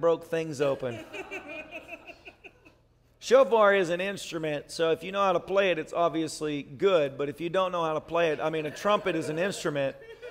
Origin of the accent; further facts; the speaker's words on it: the South, United States; I was raised in the South